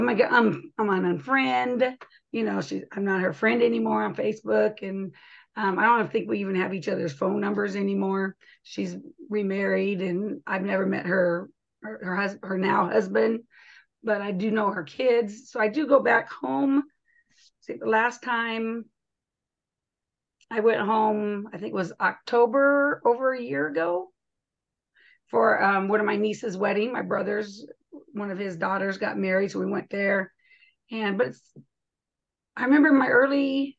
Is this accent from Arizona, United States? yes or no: yes; Arizona, United States; No, I was from Arizona.